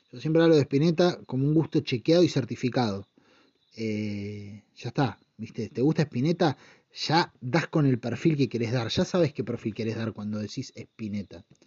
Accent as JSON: {"language": "Spanish", "country": "Argentina", "said": "somos los argentinos"}